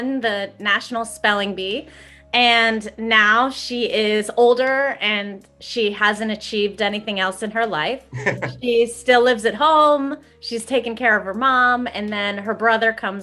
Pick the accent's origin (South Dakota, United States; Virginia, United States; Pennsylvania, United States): Pennsylvania, United States; Greensburg; moved away; my hometown of Greensburg, Pennsylvania